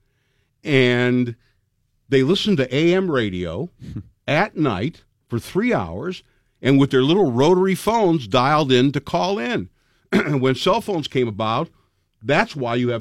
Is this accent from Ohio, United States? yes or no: yes; Cleveland, Ohio, United States; also born or lived in Orlando, Florida; now in Pittsburgh, United States; originally I was from Cleveland